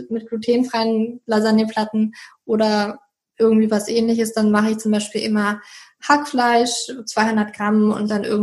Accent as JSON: {"language": "German", "region": "Berlin", "country": "Germany", "said": "aber ich bin doch schon immer relativ viel auch in Berlin gewesen, da wo ich herkomme und habe halt Familie und Freunde besucht"}